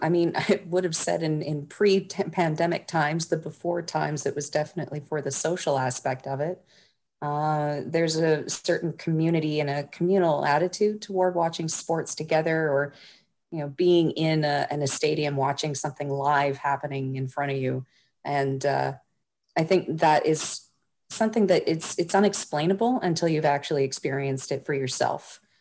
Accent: Toronto, Ontario, Canada; growing up in Toronto

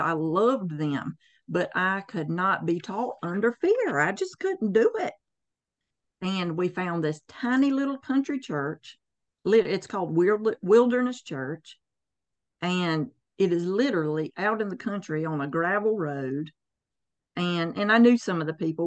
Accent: the Bible Belt, the South, United States; born and raised in the Bible Belt, the armpit of the South

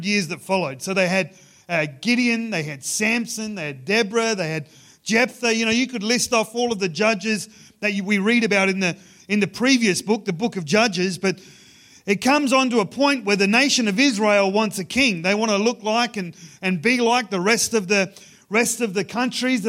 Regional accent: Ceduna, South Australia, Australia; I grew up in Ceduna. It's about a day's drive from Ceduna to Adelaide.

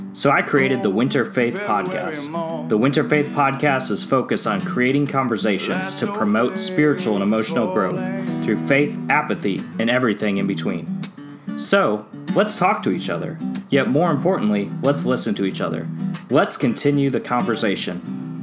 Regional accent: Oshkosh, Wisconsin, United States; I grew up in Wisconsin in the 90s, Farmington Road, Winnebago County, Oshkosh, Wisconsin, 95% white

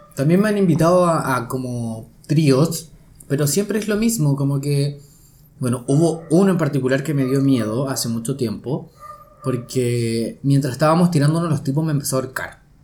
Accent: Chile; también soy chileno

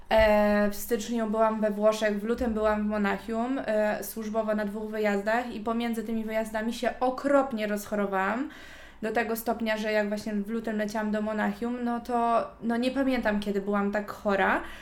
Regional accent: Gdańsk, Pomeranian Voivodeship, Poland; jestem z Gdańska, całe życie mieszkałam w Gdańsku, kocham Gdańsk

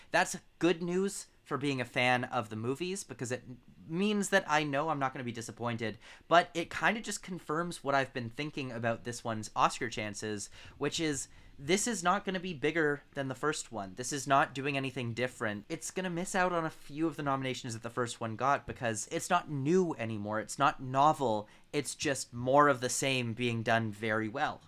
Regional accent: London, Ontario, Canada; my hometown, little London, Ontario, Canada

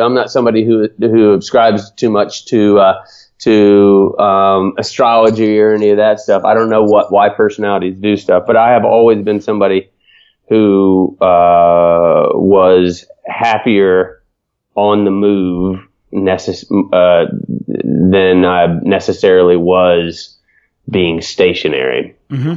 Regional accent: Atlanta, Georgia, United States; moved away; I grew up in Atlanta, Georgia

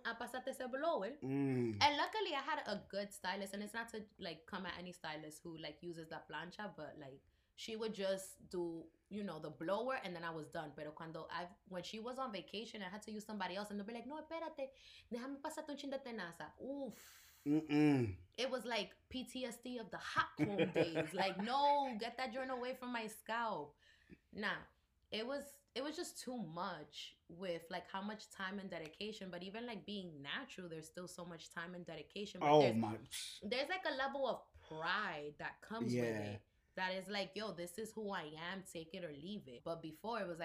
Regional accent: United States; we grew up here in the States

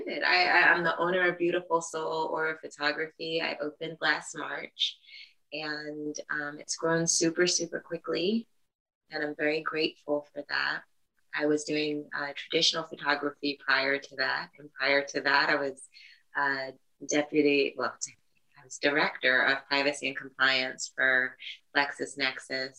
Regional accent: New York City, New York, United States; I was born and raised in the Bronx, New York

